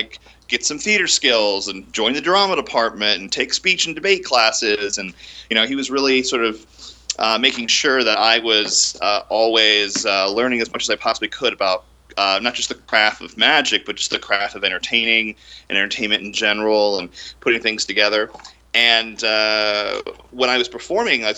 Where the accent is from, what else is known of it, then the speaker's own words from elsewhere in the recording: Orlando, Florida, United States; I grew up in Orlando, you know, cultural center of the world